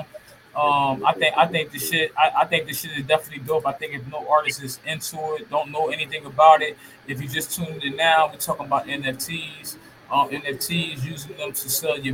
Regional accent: Camden, New Jersey, United States; where I'm from Camden, New Jersey, CMD

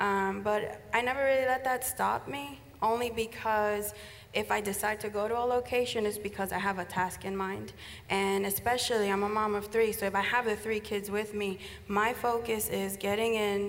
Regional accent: Paterson, New Jersey, United States; moved away as an adult; also born or lived in Columbia, South Carolina; now in South Carolina, United States; I was born and raised in Paterson, New Jersey, which is a culturally diverse city. I had black neighbors, white neighbors, Turkish neighbors, and a wide range of Hispanic neighbors.

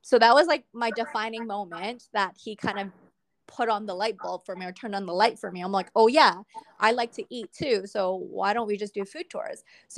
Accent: Canada; because it's different to what I was brought up with in North America. So I kind of find it, I guess, a blessing that I am a Canadian-born Chinese.

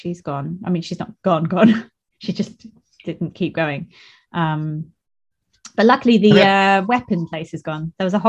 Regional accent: Eastbourne, South East England, United Kingdom; So Old Town is a bit of Eastbourne near where we both come from.

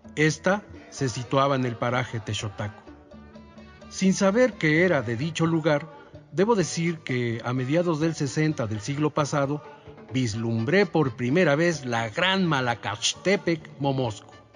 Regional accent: Mexico City, Mexico; also born or lived in Iztapalapa, Mexico City; Aunque nací y crecí en Milpalta, mis primeros cinco años de existencia los viví en algunas colonias incipientes del Distrito Federal.

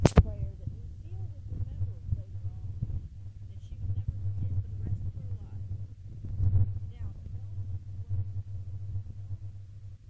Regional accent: Texas, United States; I am a Texan

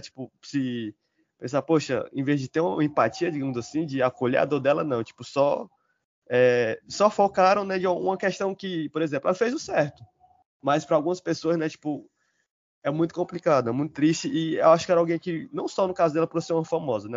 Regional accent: Fortaleza, Ceará, Brazil; Eu sou aqui de Fortaleza, vivo na cidade

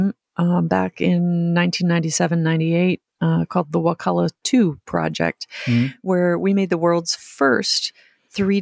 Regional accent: Mississauga, Ontario, Canada; I grew up in Mississauga and not too far from Lake Ontario

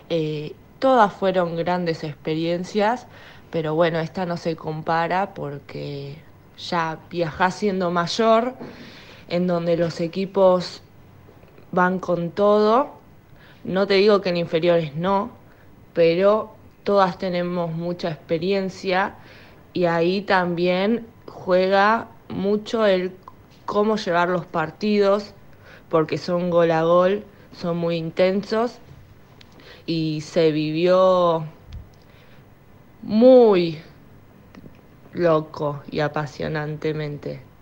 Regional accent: Buenos Aires, Argentina; tengo 22 años, soy de Capital Federal.

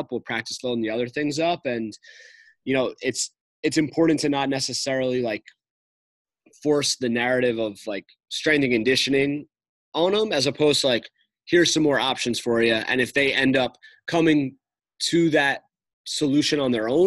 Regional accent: New York, United States; now in Boston, United States; I'm from New York

